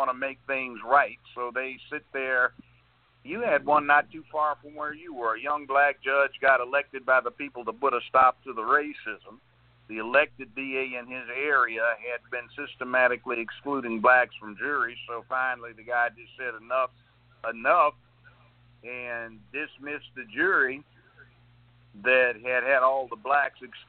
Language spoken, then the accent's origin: English; Los Angeles, California, United States; moved away as an adult; now in Tennessee, United States; I didn't grow up in the South. I grew up in Los Angeles, kindergarten all the way through law school